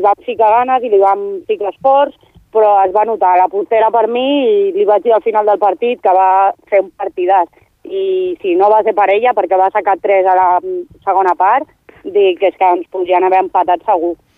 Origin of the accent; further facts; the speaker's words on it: Badia del Vallès, Catalonia, Spain; de Badia, sense comptar amb mi, som cinc més. Som sis, sis de Badia